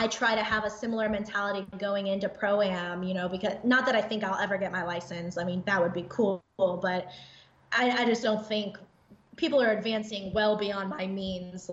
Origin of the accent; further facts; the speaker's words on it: Indiana, United States; moved away as an adult; now in Texas, United States; when I was a young kid, I grew up in Indiana, so country life kind